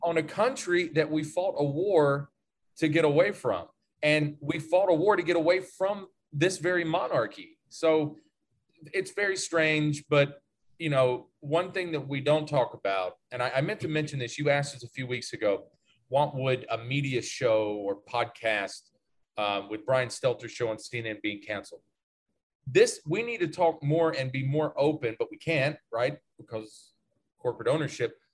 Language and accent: English; the South, United States; growing up in the South